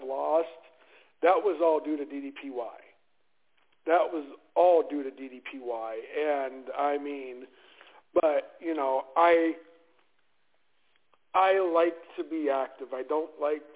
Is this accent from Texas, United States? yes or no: no; Youngstown, Ohio, United States; now in Arizona, United States; I am originally from Youngstown, Ohio, which is about halfway between Cleveland, Ohio, and Pittsburgh, Pennsylvania